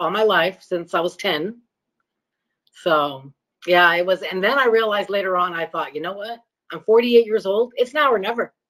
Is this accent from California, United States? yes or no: yes; California, United States; born or raised there; first language Greek; English is a second language; also born or lived in Chicago